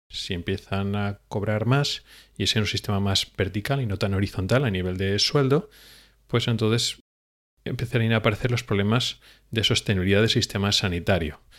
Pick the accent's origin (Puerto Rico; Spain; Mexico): Spain; los que nos hemos educado en una especie de tradición española